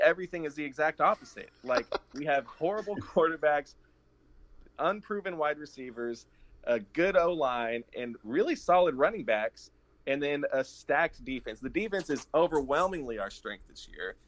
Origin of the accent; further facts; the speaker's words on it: Austin, Texas, United States; I grew up here in Austin. I'm born and raised